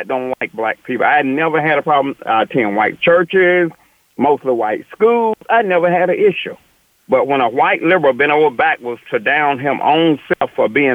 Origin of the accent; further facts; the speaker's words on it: the South, United States; I was raised in the South.